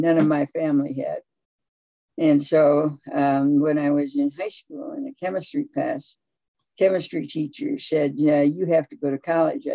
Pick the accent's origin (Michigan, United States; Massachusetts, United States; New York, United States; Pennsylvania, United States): Michigan, United States; Grand Rapids; moved away as an adult; also born or lived in Holland, Michigan; I was born in Grand Rapids, Michigan. Moved to Holland, Michigan, which is about 25 miles away for high school